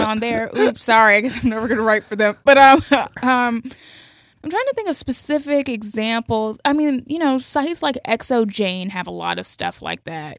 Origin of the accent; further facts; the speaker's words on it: Miami, Florida, United States; I grew up in Miami, so Latino culture is super important to me